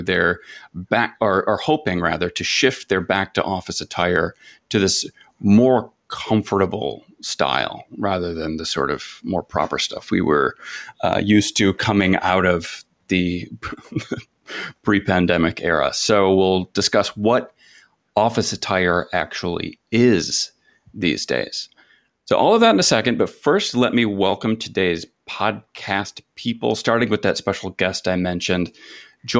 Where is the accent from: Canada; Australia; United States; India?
United States; Michigan; also born or lived in West Coast; I'm from Michigan